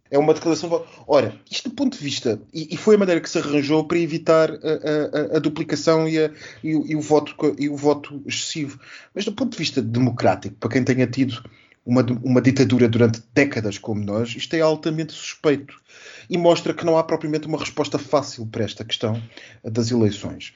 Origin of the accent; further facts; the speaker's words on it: Switzerland; now in Portugal; como suíço então tenho a, a experiência ao contrário, que é uh, viver no estrangeiro e ter que votar para casa